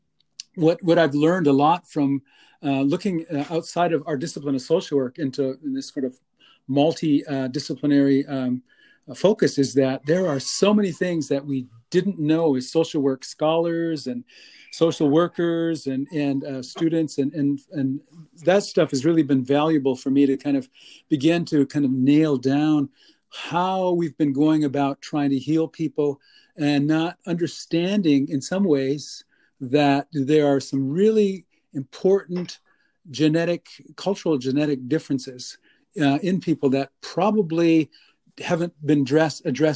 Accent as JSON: {"language": "English", "town": "White Shield", "region": "North Dakota", "country": "United States", "moved": "as an adult", "lives_now": "Winnipeg, Canada", "said": "I am actually from the States. I'm a member of the three affiliated tribes, the Mandan, Hidatsa, and the Arikara. I am from a little place called White Shield"}